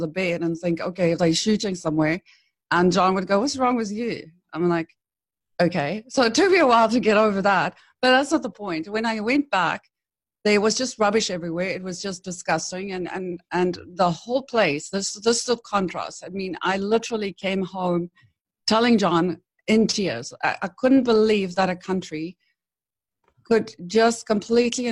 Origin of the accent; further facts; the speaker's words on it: Hillcrest, KwaZulu-Natal, South Africa; moved away as an adult; now in United States; my little hometown, It's called Hillcrest. It's a suburb of Durban, KwaZulu-Natal